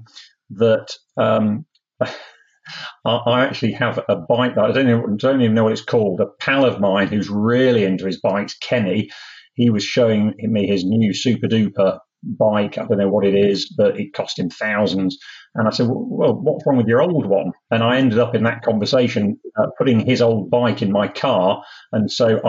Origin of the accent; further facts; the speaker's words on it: Sheffield, Yorkshire and the Humber, United Kingdom; I was born in Yorkshire, which is one of the counties of England, in a place called Sheffield